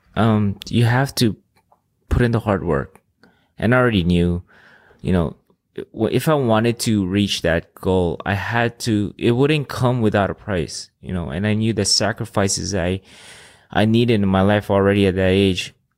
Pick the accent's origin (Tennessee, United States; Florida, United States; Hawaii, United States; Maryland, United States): Hawaii, United States; Oahu; first language Filipino, Ilocano; English is a second language; also born or lived in Philippines; I was born in Hawaii, um, in Oahu